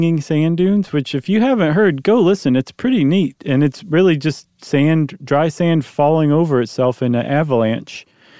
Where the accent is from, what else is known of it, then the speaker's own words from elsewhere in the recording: Ohio, United States; I grew up in Ohio. We didn't have that.